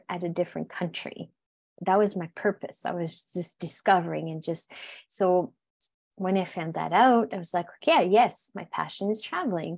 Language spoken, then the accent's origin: English; New Brunswick, Canada; first language French; English is a second language; moved away; My accent, I'm originally from New Brunswick, which is, New Brunswick is bilingual in Canada, literally governmentally, like literally bilingual. However, where I come from is fully French. And I grew up in the border of United States, state of Maine, and the province of Quebec.